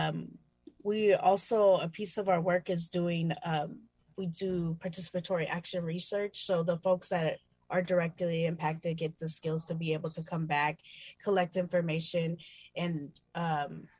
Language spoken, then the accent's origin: English; San Francisco, California, United States; I was born in San Francisco. I'm four generations in on my mother's side